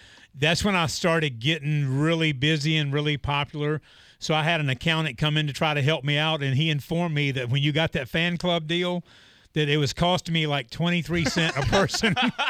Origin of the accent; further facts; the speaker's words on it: North Carolina, United States; Yes. North Carolina, yeah.